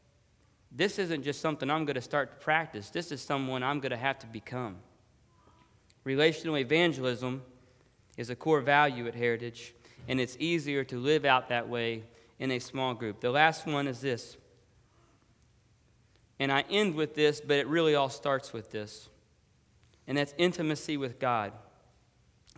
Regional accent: Dallas, Texas, United States; moved away as an adult; now in Florida, United States; where I grew up and lived in Dallas, Texas

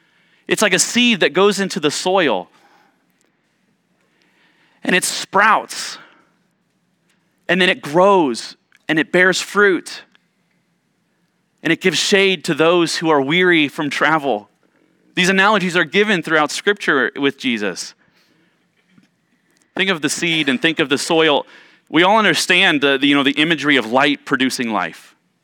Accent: Ohio, United States; Growing up in Central Ohio, we had a basement, like most homes there in Ohio, we had a basement

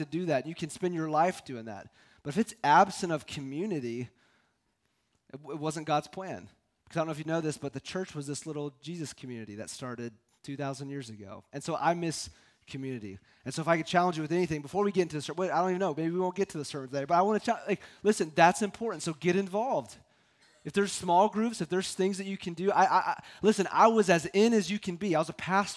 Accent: Columbia, United States; moved away as an adult; now in Boulder, United States; was going to go back to my hometown

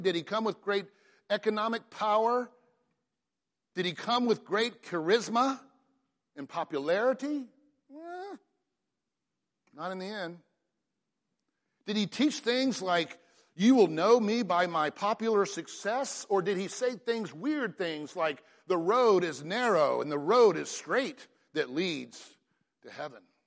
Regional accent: Atlanta, Georgia, United States; I grew up in Atlanta in the Buckhead region

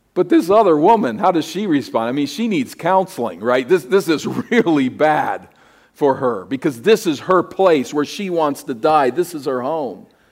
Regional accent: United States; my identity as an American

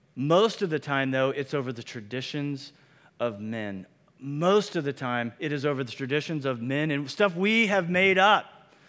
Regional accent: Midwest, United States; moved away; Where I grew up in the Midwest

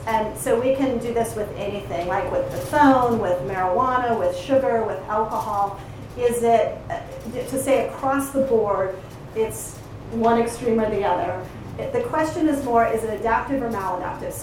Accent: Colorado, United States; I come from Colorado

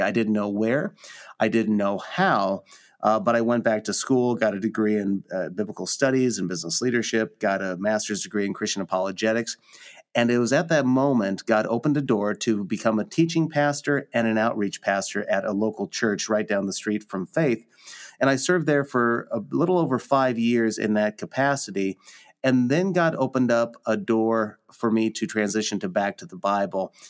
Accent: Lincoln, Nebraska, United States; born and raised in Lincoln, Nebraska

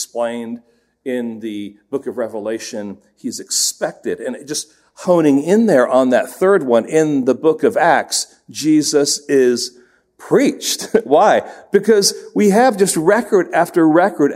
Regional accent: England, United Kingdom; moved away; when I was young, growing up in England

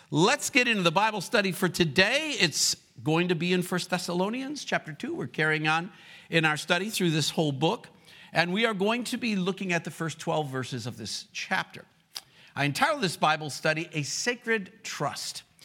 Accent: Rochester, New York, United States; moved away as an adult; also born or lived in the South (US); now in the South, United States; my hometown is Rochester, New York, but I've been living in the South for thirty-one years

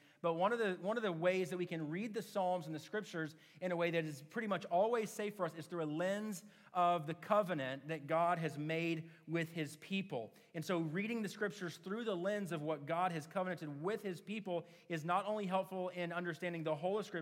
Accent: Oklahoma City, Oklahoma, United States; moved away; I grew up in Oklahoma City, but since moving back to Oklahoma City in 2017

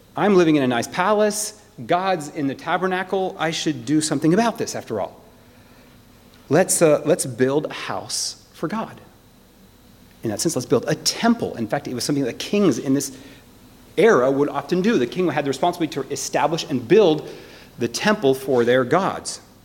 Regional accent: United States; I'm, I'm an American

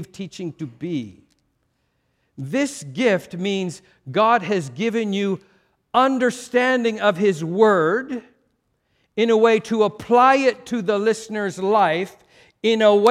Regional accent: Canada; a culture like mine, Canadian

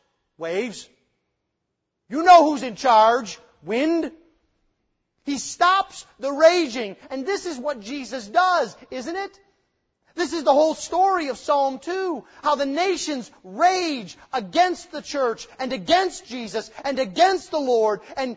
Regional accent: United States; as American 21st century Christians

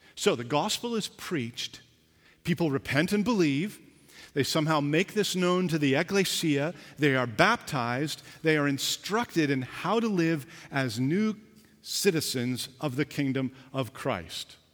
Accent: Canada; I was born here, I'm a Canadian

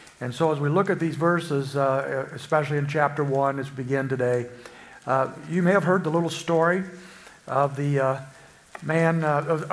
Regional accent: Springfield, Illinois, United States; I'm from Springfield, Illinois

